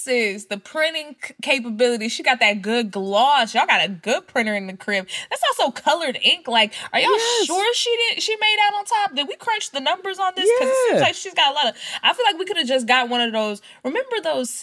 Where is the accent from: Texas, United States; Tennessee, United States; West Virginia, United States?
Texas, United States; Dallas; I'm from Dallas